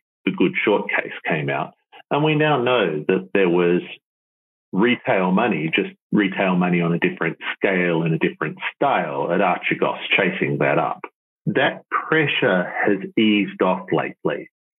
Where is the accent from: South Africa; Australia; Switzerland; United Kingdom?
Australia; And being an Australian, I'll talk about it parochially.